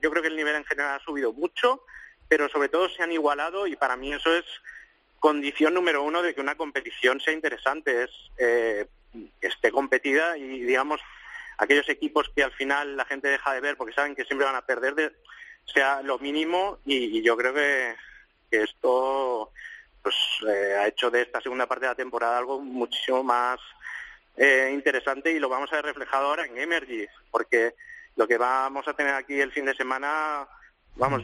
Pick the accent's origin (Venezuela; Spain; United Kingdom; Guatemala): Spain; Mollet del Vallès, Catalonia; en mi pueblo, en Molles del Vallés, un pueblecito cerca de Barcelona